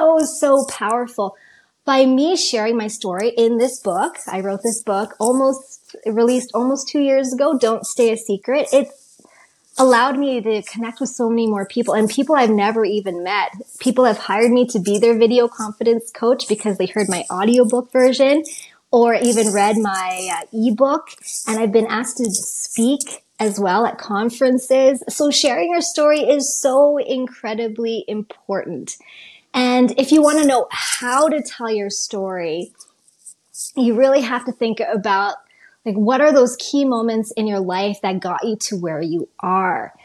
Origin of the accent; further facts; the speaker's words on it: Calgary, Alberta, Canada; where I grew up in Calgary.